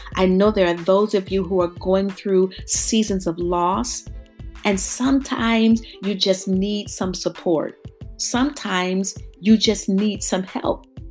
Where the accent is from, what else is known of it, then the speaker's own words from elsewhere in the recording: Youngstown, Ohio, United States; moved away as an adult; now in Houston, United States; I grew up in Youngstown, Ohio.